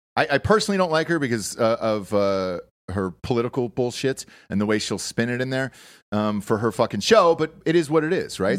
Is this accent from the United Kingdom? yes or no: no; Georgia, United States; also born or lived in Los Angeles; now in Austin, United States; Growing up in Georgia, Nobody celebrated Black History Month like, uh, like us in Georgia down there